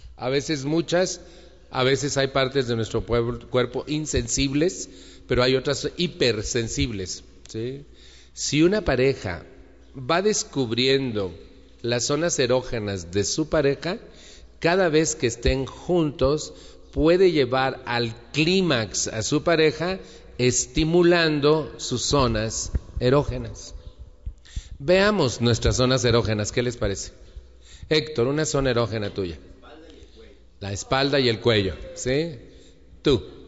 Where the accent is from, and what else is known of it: Mexico